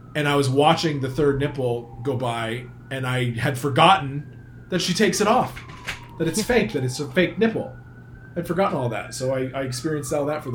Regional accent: Manchester, Vermont, United States; I grew up in Manchester, Vermont, where there was a flea market.

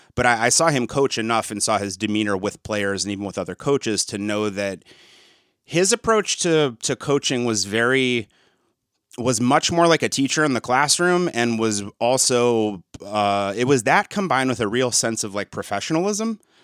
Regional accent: East Lansing, Michigan, United States; I grew up in around East Lansing, Michigan

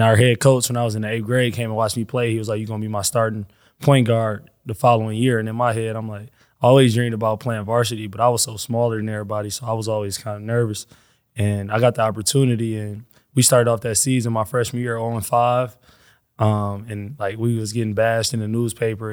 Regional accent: Flint, Michigan, United States; I'm from Flint.

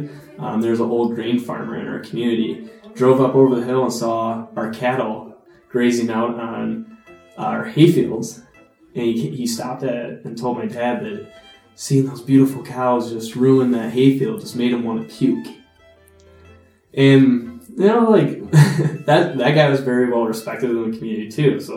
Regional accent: Monticello, Wisconsin, United States; also born or lived in Wausau, Wisconsin / Stevens Point, Wisconsin; I grew up in the community in Monticello

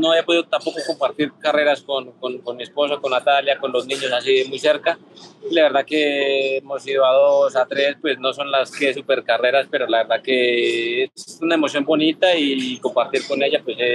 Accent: Colombia

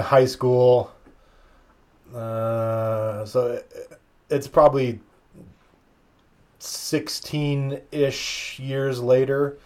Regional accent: Pacific Northwest, United States; we come from the Pacific Northwest

